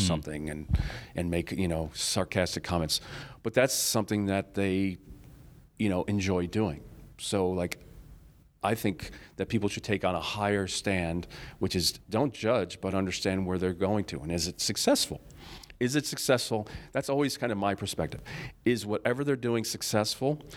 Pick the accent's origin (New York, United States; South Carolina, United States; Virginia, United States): New York, United States; Rochester; I'm from Rochester, New York